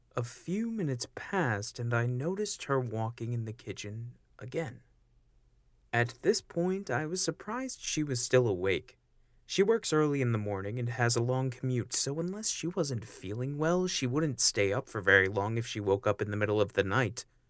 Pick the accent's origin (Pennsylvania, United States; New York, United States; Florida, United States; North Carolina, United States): New York, United States; Auburn; my hometown of Auburn, New York